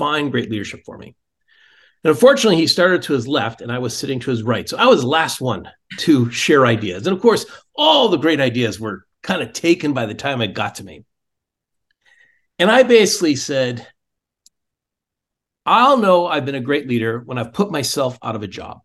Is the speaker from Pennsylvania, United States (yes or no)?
no; Silicon Valley, California, United States; moved away; also born or lived in Boston; I grew up in Silicon Valley.